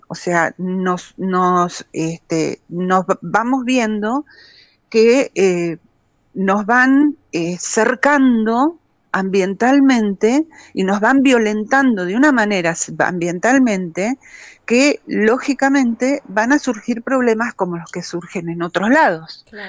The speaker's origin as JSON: {"language": "Spanish", "town": "Cosquín", "region": "Córdoba", "country": "Argentina", "said": "los habitantes de Punilla sabemos, y en Cosquín lo hemos sufrido terriblemente"}